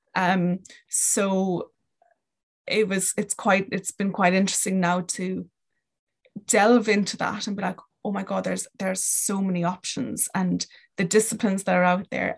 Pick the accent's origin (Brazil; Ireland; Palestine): Ireland; Kerry, Munster; moved away as an adult; also born or lived in London, United Kingdom / Dublin, Ireland; I am from Kerry, grew up in Kerry, um, until I moved to London